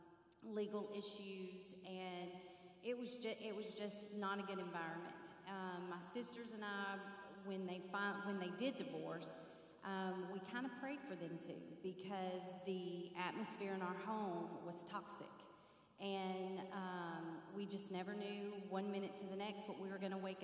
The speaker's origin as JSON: {"language": "English", "town": "Marietta", "region": "Georgia", "country": "United States", "tie": "born or raised there", "said": "I grew up in Marietta, Georgia, and I have two sisters"}